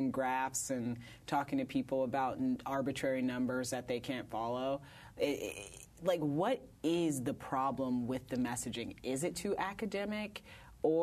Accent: Indiana, United States; now in Brooklyn, United States; I was raised in Indiana.

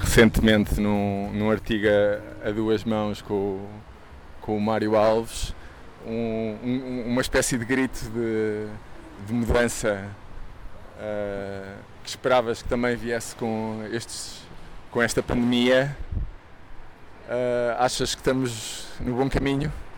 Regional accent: Lisbon, Portugal; à porta do sítio onde eu nasci

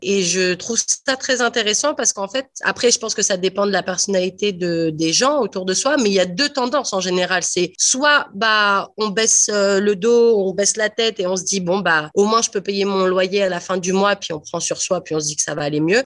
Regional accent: France; first language French; moved away as an adult; also born or lived in Ontario; now in Canada; en venant de France, avec un bon niveau d'anglais

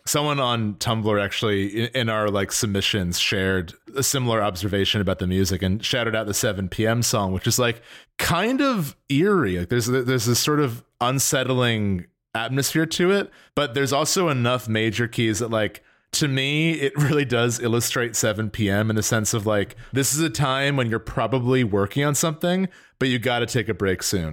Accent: New Jersey, United States; I'm from, I'm from New Jersey

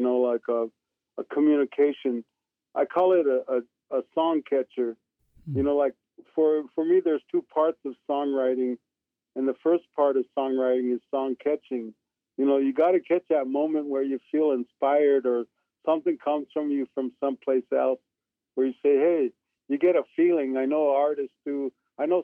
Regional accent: Iron Range, northern Minnesota, United States; now in Arizona, United States; I'm from the Iron Range in northern Minnesota

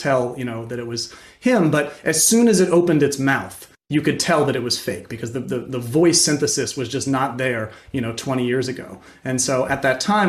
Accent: Morgantown, West Virginia, United States; I grew up in Morgantown

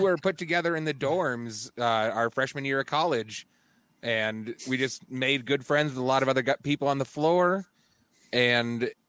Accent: Loveland, Colorado, United States; I'm from the Loveland area, so I kind of I've floated back and forth a couple times.

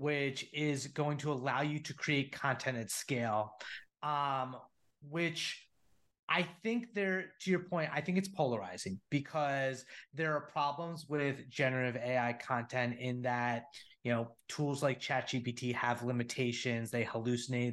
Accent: New Jersey, United States; moved away as an adult; also born or lived in San Francisco; I'm a Northeast guy, grown, born and raised in Jersey

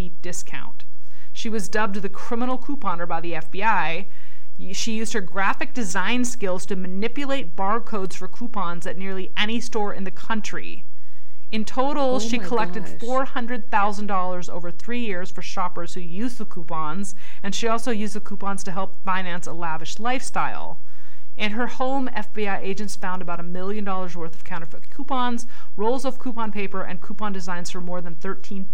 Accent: Snohomish, Washington, United States; moved away; also born or lived in Escondido; I grew up in Snohomish, in pretty much deep country

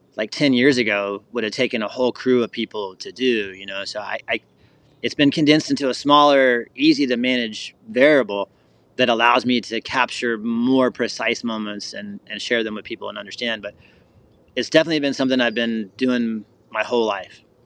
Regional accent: Florida, United States; also born or lived in Colorado; So I'm born and raised in Florida

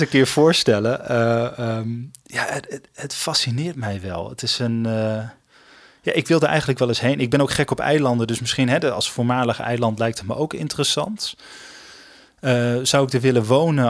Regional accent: Usquert, Groningen, Netherlands; accent: Gronings; ik ben opgegroeid in Noord-Groningen. Ehm, ik ben geboren in de stad. Maar ik ben daarna naar een klein dorpje gegaan, Uskort. Daar heb ik vijf jaar gewoond.

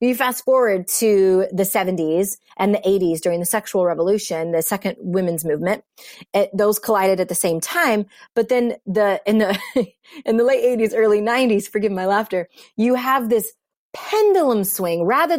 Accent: India; by my voice, but I'm Indian and I'm an immigrant.

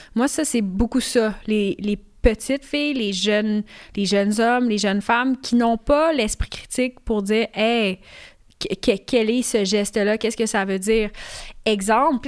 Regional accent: Canada; Je suis née ici au Canada

